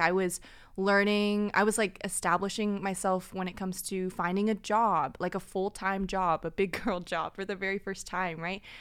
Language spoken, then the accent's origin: English; Orange County, California, United States; also born or lived in Burbank, California; I claim I was born in Burbank, but really grew up here in Orange County